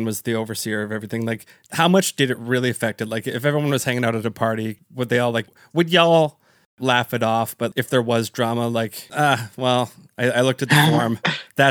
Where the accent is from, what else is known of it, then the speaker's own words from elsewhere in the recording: Canada; I'm from Canada